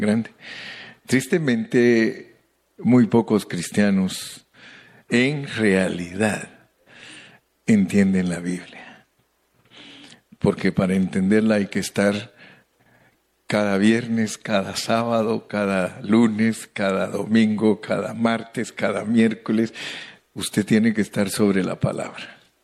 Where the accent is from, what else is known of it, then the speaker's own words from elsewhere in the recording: Guatemala; Los indígenas de allá donde yo nací